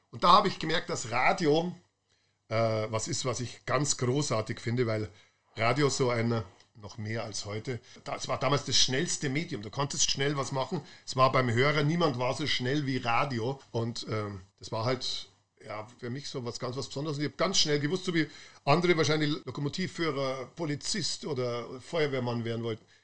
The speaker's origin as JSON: {"language": "German", "town": "Munich", "region": "Bavaria", "country": "Germany", "tie": "born or raised there", "said": "meiner Jugend in Schwabing, wir sind, also ich wirklich ein ganz kleiner Bub war, wahrscheinlich erste Klasse oder so, wir sind äh, immer von Schwabing, wo ich gewohnt habe, mit den Klapperadeln zum englischen Garten."}